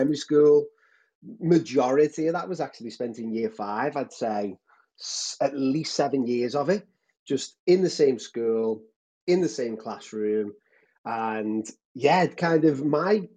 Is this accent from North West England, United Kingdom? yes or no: yes; Liverpool, North West England, United Kingdom; I'm based in Liverpool. Lived here all my life